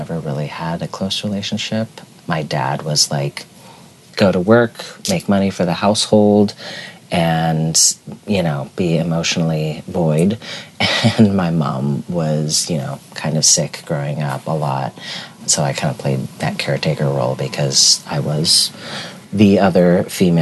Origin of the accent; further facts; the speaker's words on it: Tucson, Arizona, United States; also born or lived in Milwaukee, Wisconsin; when I was 10, we actually moved to Tucson, Arizona